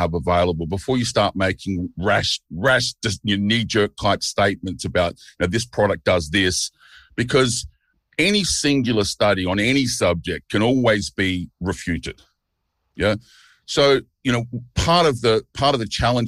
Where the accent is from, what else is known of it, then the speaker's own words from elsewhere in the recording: Melbourne, Victoria, Australia; moved away as an adult; now in Chiang Mai, Thailand; I grew up in Port Melbourne, but I live in Thailand now, in Chiang Mai.